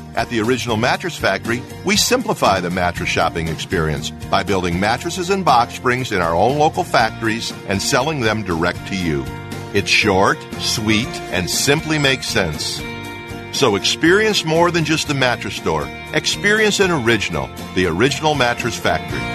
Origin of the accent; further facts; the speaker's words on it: United States; we're born and raised in America